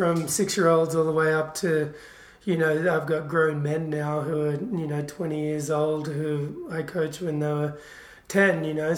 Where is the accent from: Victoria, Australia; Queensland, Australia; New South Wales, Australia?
New South Wales, Australia; Killarney Vale; moved away as an adult; now in Mammoth Lakes, United States; I'm from Australia, a little coastal town called Killarney Vale, between Sydney and Newcastle